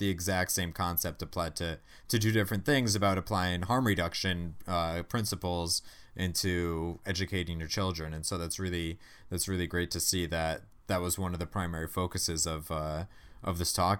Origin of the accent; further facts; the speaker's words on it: Massachusetts, United States; people in Massachusetts, in my home state